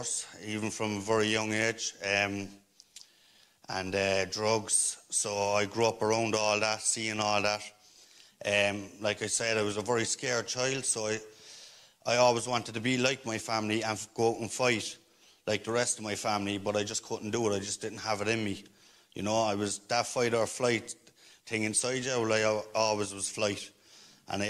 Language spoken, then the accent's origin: English; Cork, Munster, Ireland; I'm from Greenmount. I'm from Cork City. I grew up around a lot of violence